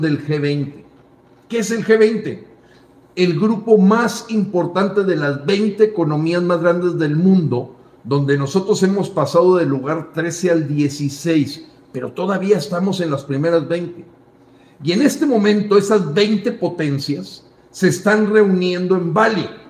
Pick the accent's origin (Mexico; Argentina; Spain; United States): Mexico; Yo te hablo como mexicano.